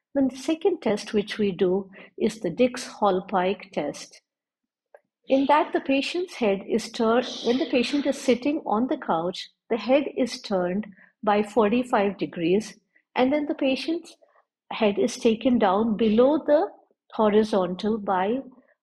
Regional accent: Jaipur, Rajasthan, India; I'm from Jaipur, India, and I'm working in a specialized vertigo clinic.

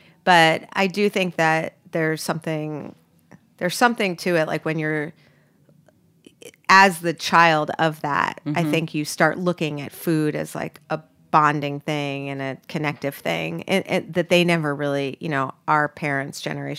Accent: New York City, New York, United States; I grew up in New York too.

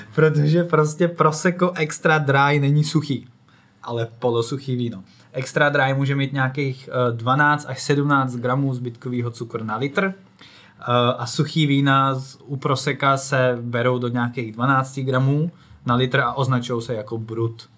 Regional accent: Czechia; i my jako Češi hodně se orientujeme

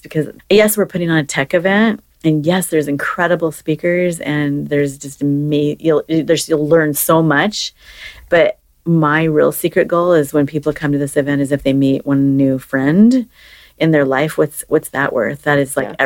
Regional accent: Seattle, Washington, United States; born and raised in Seattle, it's in my blood. I'm never leaving here

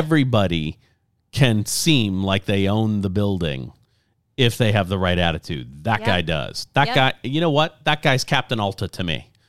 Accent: Lafayette, Louisiana, United States; It was interesting to hear that their number one store is in Lafayette, Louisiana, my hometown.

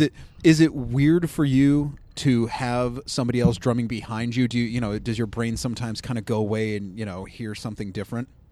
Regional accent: Cleveland, Ohio, United States; accent: Cleveland; I'll just do my Cleveland accent I've been told I have

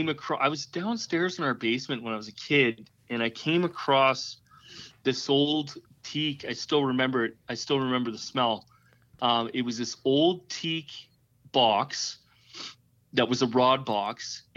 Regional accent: Calgary, Alberta, Canada; So, yeah, I'm from Western Canada.

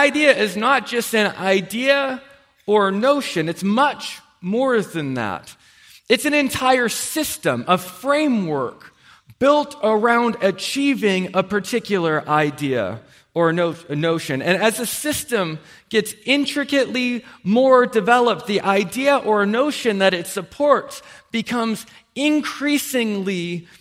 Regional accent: United States; As an American

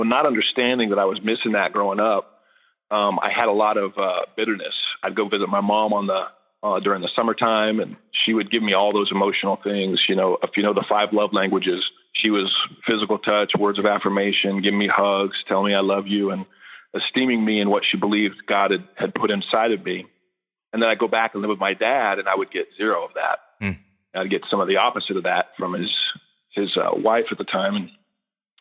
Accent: Redding, California, United States; moved away as an adult; now in Texas, United States; born and raised in Redding, California

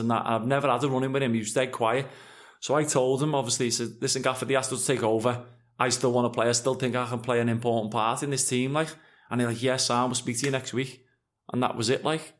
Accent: Liverpool, North West England, United Kingdom; also born or lived in West Derby, Liverpool; I'm from Anfield, I'm a humble lad

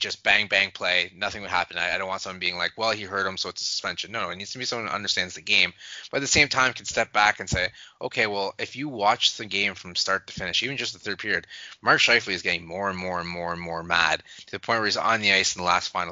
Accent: Canada; as a Canadian

